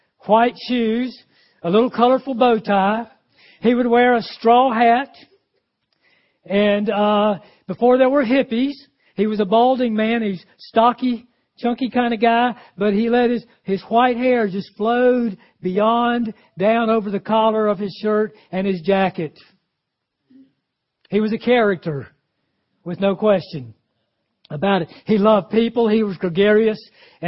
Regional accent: Greenville, South Carolina, United States; Greenville, South Carolina, my hometown.

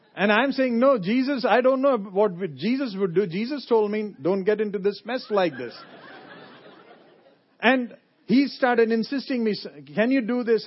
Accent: India; moved away as an adult; also born or lived in Lynchburg, Virginia; now in United States; I come from India. I was born in India

